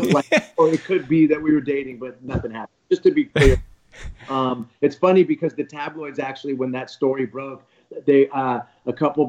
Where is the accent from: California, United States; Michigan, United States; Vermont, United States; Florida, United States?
California, United States; Bay Area; I'm from the Bay Area